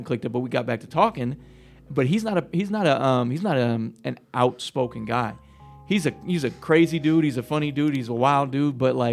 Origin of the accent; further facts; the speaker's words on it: Akron, Ohio, United States; because he's from Columbus, I'm from Akron